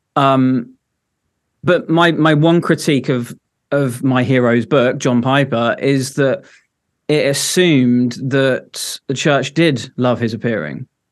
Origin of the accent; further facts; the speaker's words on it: Devon, South West England, United Kingdom; moved away as an adult; now in Edinburgh, United Kingdom; originally I'm from Devon